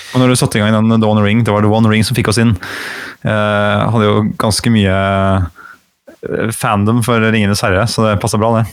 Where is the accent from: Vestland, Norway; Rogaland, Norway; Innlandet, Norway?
Innlandet, Norway; Gran; accent: Hadeland dialect; also born or lived in Gjøvik; jeg er født, født på Gjøvik og vokste opp på Hadeland